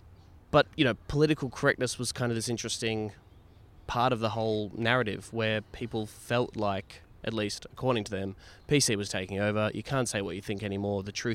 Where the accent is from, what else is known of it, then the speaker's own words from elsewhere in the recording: Warrnambool, Victoria, Australia; now in Melbourne, Australia; I was going home from Melbourne to my hometown of Warrnambool to see my parents.